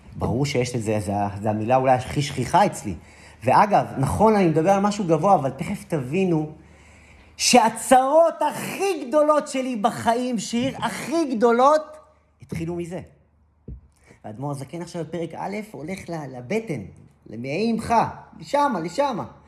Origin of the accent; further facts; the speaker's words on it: Israel; אני גדלתי, גדלתי באזורים של מושבים